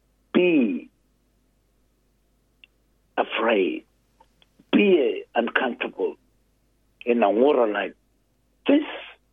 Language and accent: English; Australia; I'm from Yundamore